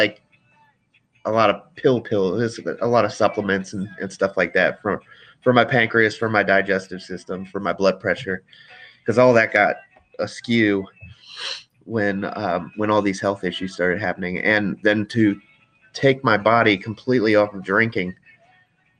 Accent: Frederick, Maryland, United States; I was born here in Frederick, Maryland, and 34 years later, I still live in Frederick, Maryland

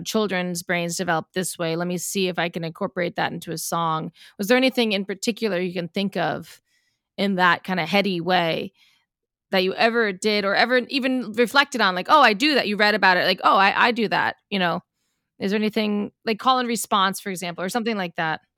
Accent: Colorado, United States; We're both from Colorado

